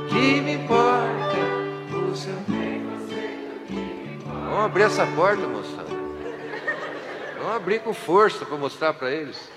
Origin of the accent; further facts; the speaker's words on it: Brazil; accent: caipira; O nosso sotaque é bonito, você quer ver? Vamos dar um banho de sotaque neles